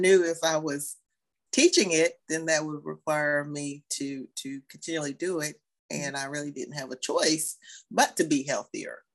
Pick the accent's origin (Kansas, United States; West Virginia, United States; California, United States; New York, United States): West Virginia, United States; moved away as an adult; also born or lived in Marietta, Georgia; my home state